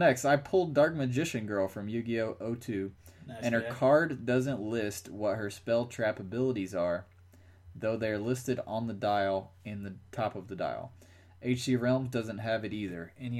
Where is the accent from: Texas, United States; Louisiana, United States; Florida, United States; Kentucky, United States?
Kentucky, United States; I'm from Kentucky.